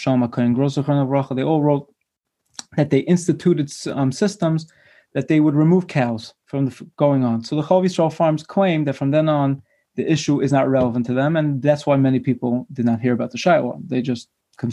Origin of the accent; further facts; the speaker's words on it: Brooklyn, New York, United States; I was born and bred in Brooklyn